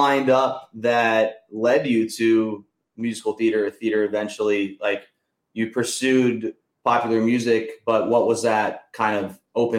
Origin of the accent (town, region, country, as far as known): United States